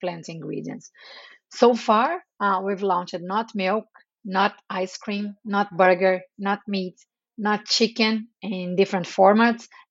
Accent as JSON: {"language": "English", "region": "Rio de Janeiro", "country": "Brazil", "tie": "born or raised there", "also_born_or_lived": "Atlanta, United States / Santiago, Chile", "moved": "as an adult", "lives_now": "New York, United States", "said": "I'm Brazilian. I was born in Brazil, raised in Rio de Janeiro."}